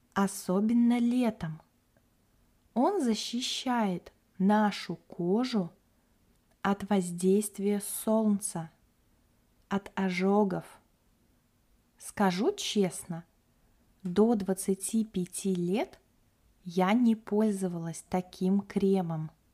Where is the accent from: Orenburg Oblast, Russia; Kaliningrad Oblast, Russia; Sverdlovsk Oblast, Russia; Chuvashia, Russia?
Kaliningrad Oblast, Russia; moved away as an adult; also born or lived in Moscow; now in Yalta; Я родилась и выросла в Калининградской области – на берегу Балтийского моря.